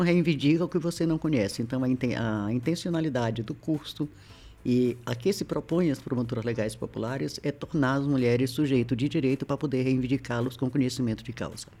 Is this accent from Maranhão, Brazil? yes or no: yes; Maranhão, Brazil; also born or lived in Federal District; now in Brasília, Brazil; eu sou maranhense, como diz o pessoal, cabeça chata, tinhosa, teimosa